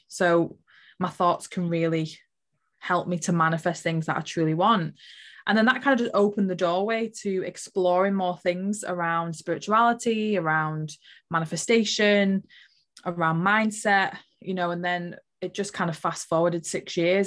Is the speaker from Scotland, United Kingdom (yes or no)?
no; Liverpool, North West England, United Kingdom; I was born in Liverpool